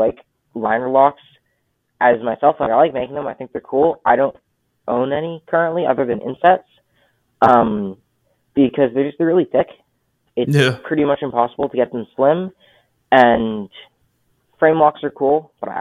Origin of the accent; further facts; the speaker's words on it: Canada; being Canadian